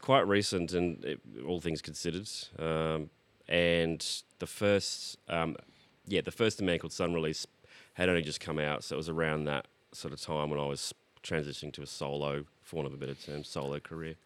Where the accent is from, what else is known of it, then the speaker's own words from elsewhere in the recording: Brisbane, Queensland, Australia; moved away as an adult; also born or lived in Sydney; now in Melbourne, Australia; I was born in Sydney but grew up in Brisbane.